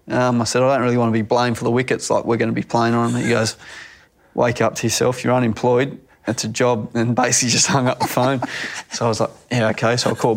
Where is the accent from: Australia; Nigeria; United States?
Australia; Young, New South Wales; he was probably the leading cricketer when I was growing up around Young in the district around there